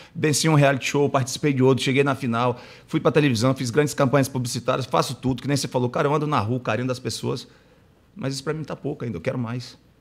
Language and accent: Portuguese; Acre, Brazil; eu sou do Acre, Sim. nascido e criado na beira do rio, né? Lá no Acre